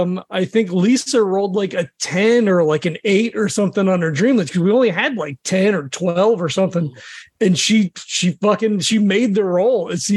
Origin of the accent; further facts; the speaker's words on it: New Jersey, United States; I'm from Jersey.